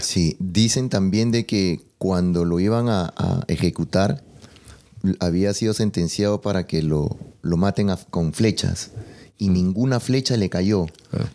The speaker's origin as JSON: {"language": "Spanish", "country": "Peru", "said": "yo que soy de Perú"}